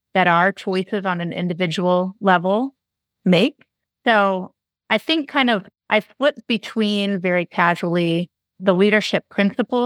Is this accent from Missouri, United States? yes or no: no; Yuba City, California, United States; also born or lived in Monterey, California; I grew up in Yuba City and then went to high school on the coast in Monterey.